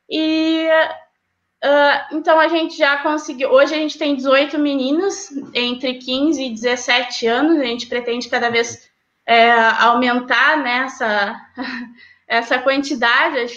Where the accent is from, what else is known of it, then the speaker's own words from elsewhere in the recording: São Lourenço, Rio Grande do Sul, Brazil; É, eu até morava na minha cidade natal, que era São Lourenço, então eu ia e voltava para treinar.